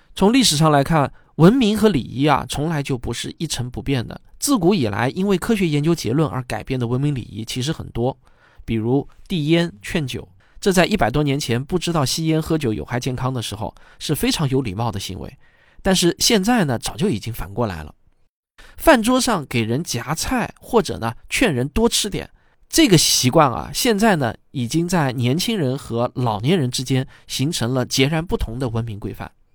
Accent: China; 我自己呢，也是个土生土长的中国人

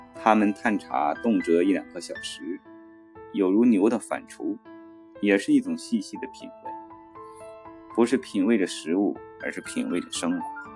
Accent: northern China, China; moved away as an adult; also born or lived in Yangtze River region; 我得北方长大，遥远的北方

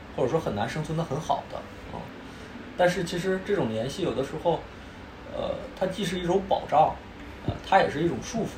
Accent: Northeast China, China; moved away; 我是东北人嘛，所以东北的地方我觉得我以后肯定都会去的

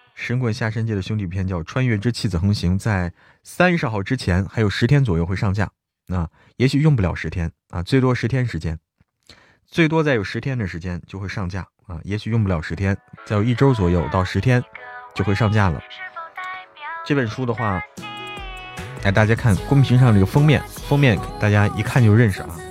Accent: Hebei, China; now in Chengdu, China; 我是河北人，但是我在成都过年啊

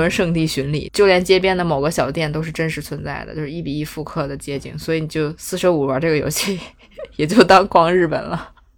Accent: Beijing, China; 我们北京人过年都吃肯德基、麦当劳

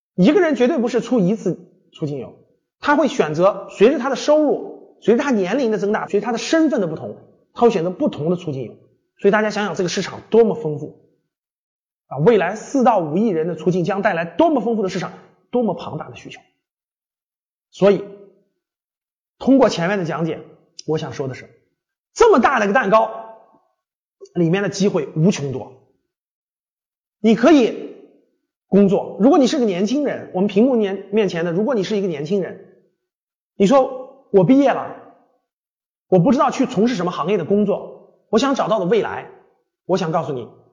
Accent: China; 大量的我们中国人都没有享受过

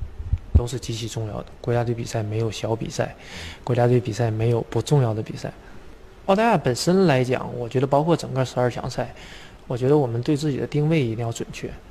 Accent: Liaoning, China; 我的家乡球队辽宁队

